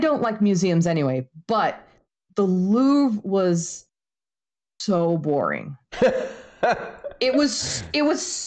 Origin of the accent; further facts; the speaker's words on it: Maine, United States; moved away as an adult; also born or lived in Arizona / Indiana; now in Florida, United States; I grew up in Maine. I moved to Arizona for my master's degree, so I lived out there for a while. I lived in Indiana when I was working on my doctorate